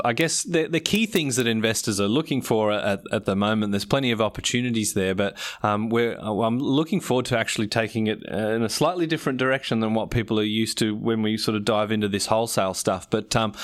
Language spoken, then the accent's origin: English; Australia; me growing up in Australia